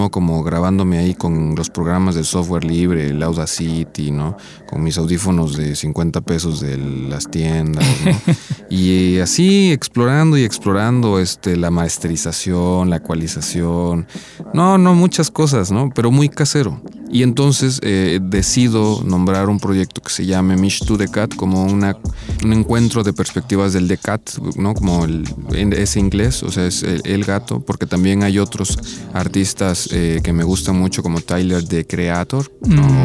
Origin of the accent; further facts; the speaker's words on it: Ixtepec, Oaxaca, Mexico; moved away as an adult; also born or lived in Xalapa, Veracruz; Soy originario de Ixtepec, Oaxaca. Soy, me considero viniza. Viniza es gente que viene de las nubes en, zapoteco. Somos este, pues, originarios de ahí, del istmo de Tehuantepec.